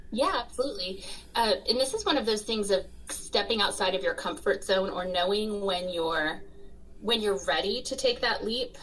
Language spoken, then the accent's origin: English; Florida, United States; growing up in Florida